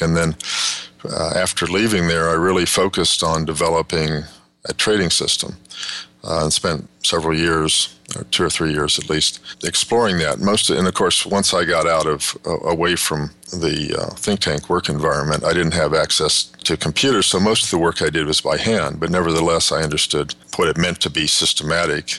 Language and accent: English; Kansas, United States; moved away as an adult; also born or lived in West Texas / Southern California / Northern California; I grew up in West Texas and Kansas, went to high school in Kansas